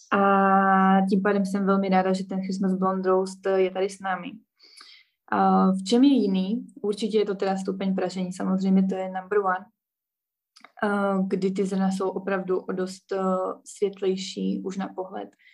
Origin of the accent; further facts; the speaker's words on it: Ostrava, Moravian-Silesian Region, Czechia; moved away as an adult; now in Bratislava, Slovakia; já pocházím z Ostravy